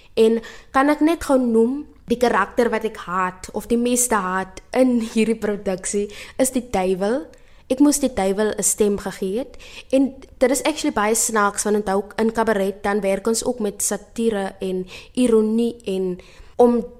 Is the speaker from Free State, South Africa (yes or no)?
no; Steinkopf, Northern Cape, South Africa; moved away as an adult; also born or lived in Stellenbosch; Ek is oorspronklik van Steenkof in Namakwaland